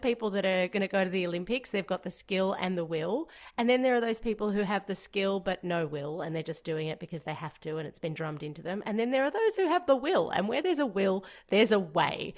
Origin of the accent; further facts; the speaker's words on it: Georgia; moved away; growing up in Georgia, which is part of the former Soviet Union